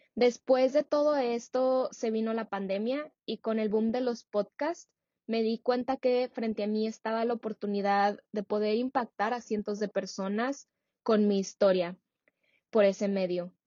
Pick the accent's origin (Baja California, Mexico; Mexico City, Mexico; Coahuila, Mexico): Coahuila, Mexico; Saltillo; moved away as an adult; now in San Francisco, United States; nací y crecí en México, en Saltillo, pero como les comenté, actualmente vivo en San Francisco.